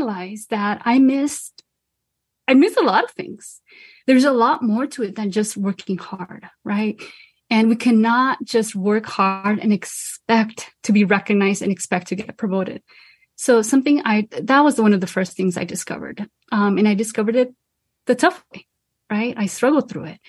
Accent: Los Angeles, California, United States; I'm originally from Boyle Heights, Los Angeles, and I come from a Mexican American family

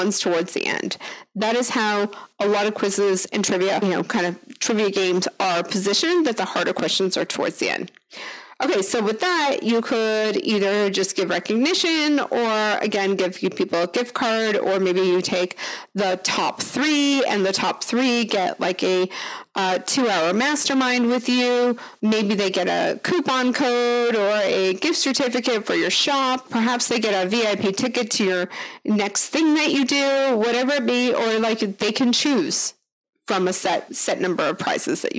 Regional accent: Canada; accent: Canadian; my Canadian accent

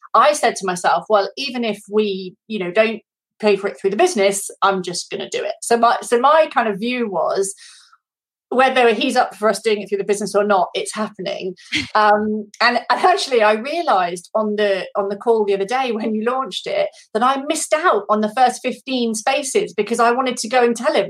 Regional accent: United Kingdom; now in France; I actually am currently based in France. Um, I'm British, as most of you will be able to hear

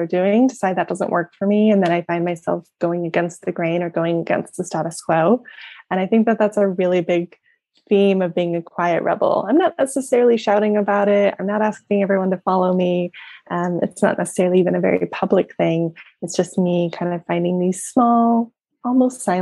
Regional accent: United States; I'm American

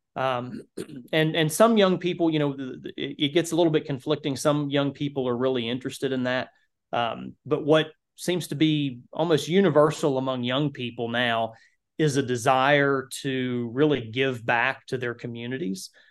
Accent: Kentucky, United States; the county that I grew up in in Kentucky

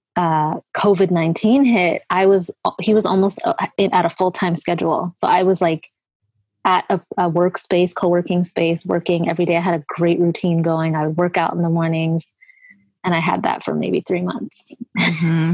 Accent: Edmonton, Alberta, Canada; moved away as an adult; also born or lived in Eritrea / Sudan / Italy / Toronto; we moved to Canada when I was five, so 1983.

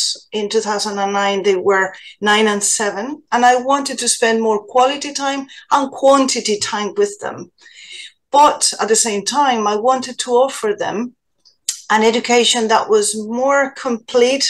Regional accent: Spain; now in Ireland; I am from Spain originally

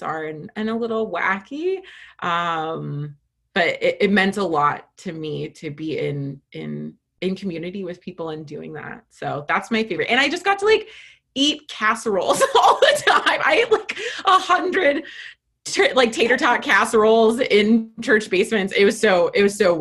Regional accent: California, United States; moved away as an adult; also born or lived in Minnesota; I'm from California

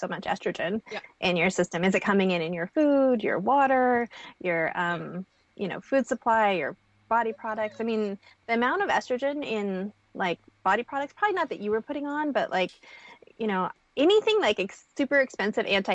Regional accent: Montana, United States; I'm a girl from Montana who grew up with cattle ranching families

